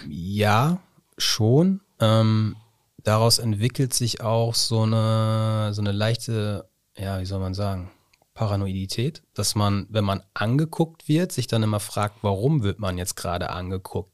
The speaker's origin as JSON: {"language": "German", "town": "Osnabrück", "region": "Lower Saxony", "country": "Germany", "tie": "born or raised there", "said": "ich bin in Schinkel-Ost groß geworden"}